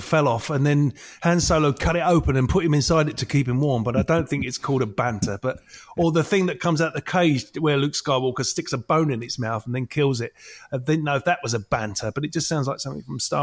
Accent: London, United Kingdom; I'm from London. I talk like this because I'm from London.

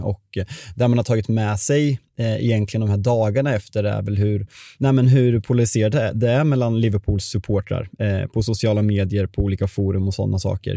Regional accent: Sweden; vi är svenskar

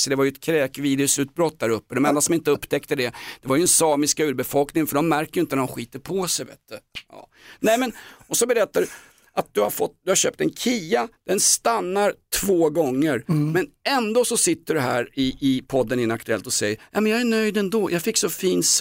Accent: Sweden; Nej men jag är svensk.

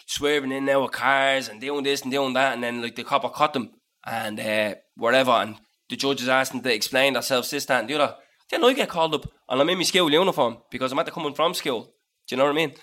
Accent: Dublin, Leinster, Ireland; I'm from Dublin

